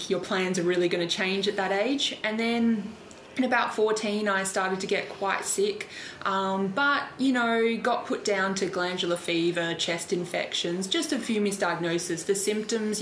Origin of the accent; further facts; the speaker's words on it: Adelaide, South Australia, Australia; moved away as an adult; now in Melbourne, Australia; I'm originally from Adelaide, so I live in Melbourne now